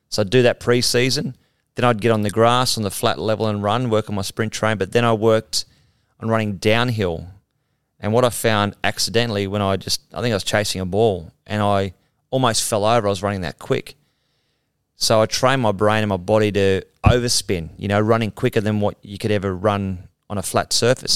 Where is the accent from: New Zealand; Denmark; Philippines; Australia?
Australia; Mount Warrigal, New South Wales; I'm a guy from Mount Warrigal